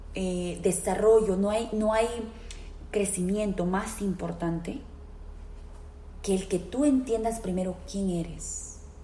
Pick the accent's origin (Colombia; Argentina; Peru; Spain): Peru; now in Philadelphia, United States; soy peruana de nacimiento, vivo en la ciudad de Filadelfia, aquí en los Estados Unidos